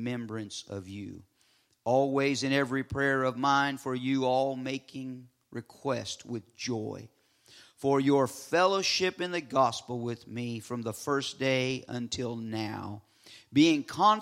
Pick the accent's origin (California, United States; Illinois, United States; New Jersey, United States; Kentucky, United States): California, United States; Southern; moved away; I'm from Southern California, a very diverse culture